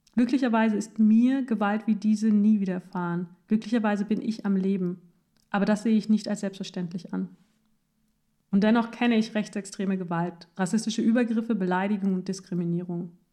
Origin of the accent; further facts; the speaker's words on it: Wernigerode, Saxony-Anhalt, Germany; 1990, Wernigerode. Ich bin fünf Jahre alt